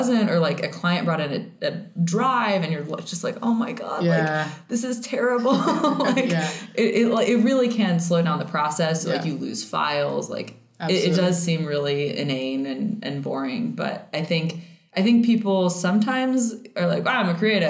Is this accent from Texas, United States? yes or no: yes; Fort Worth, Texas, United States; I grew up in Fort Worth